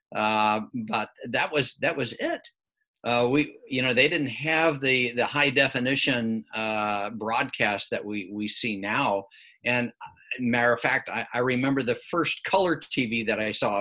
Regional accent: Midwest, United States; growing up in the Midwest

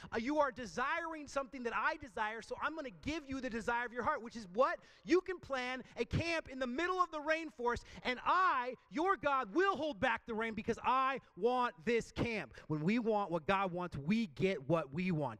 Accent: Port Angeles, Washington, United States; also born or lived in Oregon; my hometown of Port Angeles on a lake that I knew really well called Lake Sutherland

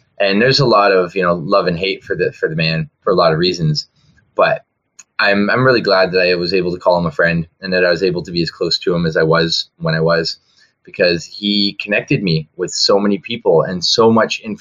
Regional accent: Ontario, Canada; moved away as an adult; also born or lived in Vancouver; Before I left Ontario, I grew up in Ontario, and it was 2004 that I moved out of there.

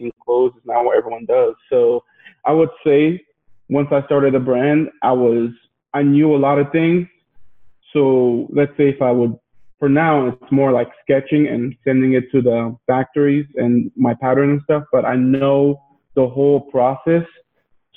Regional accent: Logan, Utah, United States; also born or lived in Ivory Coast; I moved to Logan, Utah when I was about 10 years old in 2001. I moved from Ivory Coast, which is a country in West Africa

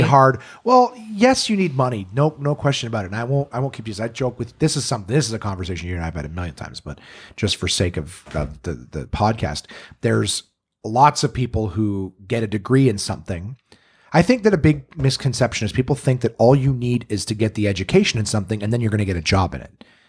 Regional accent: Ottawa, Ontario, Canada; also born or lived in North Bay, Ontario; I was born in North Bay, but I moved to Ottawa when I was one

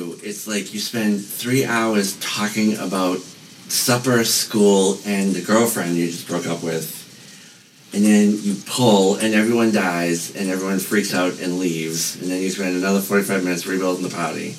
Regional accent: Nova Scotia, Canada; I'm Nova Scotian Canadian.

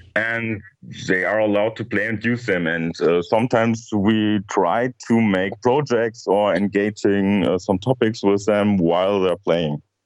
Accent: Germany; in Germany, we have some other um, terms

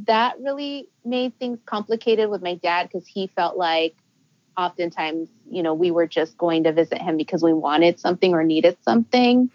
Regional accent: Los Angeles, California, United States; also born or lived in San Francisco; I was born in San Francisco, but I do consider myself a native Angelino because my parents were there for just a year.

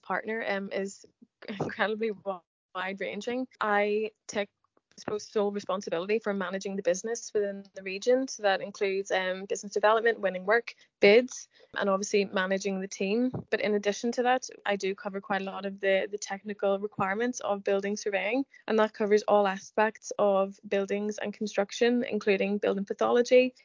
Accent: Northern Ireland, United Kingdom; I am from Northern Ireland

